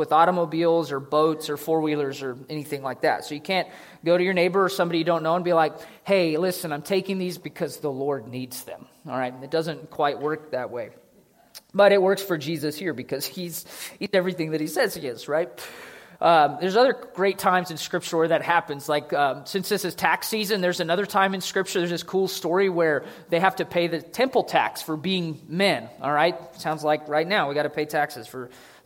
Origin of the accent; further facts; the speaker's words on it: United States; I'm an American